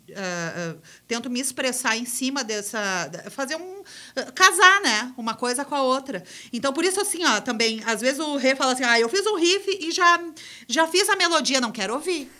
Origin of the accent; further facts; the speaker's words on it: Gramado, Rio Grande do Sul, Brazil; eu sou de Gramado, ele eh, fez um testezinho numa, na escola onde eu estudava e, e me convidou para fazer parte de um coral, do primeiro coral infantil de Gramado